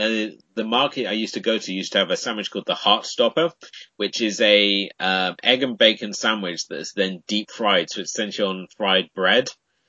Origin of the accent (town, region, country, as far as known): United Kingdom